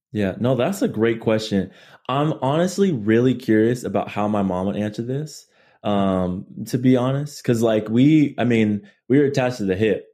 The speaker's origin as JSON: {"language": "English", "town": "Chula Vista", "region": "California", "country": "United States", "tie": "born or raised there", "also_born_or_lived": "Barstow, California", "said": "born and raised in, um, San Diego, California. Um, Chula Vista, more specifically"}